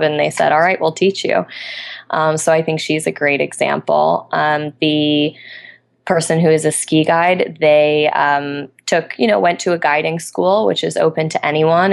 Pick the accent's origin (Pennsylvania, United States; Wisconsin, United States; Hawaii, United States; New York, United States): New York, United States; Albany; moved away; in my hometown of Albany, New York at the moment.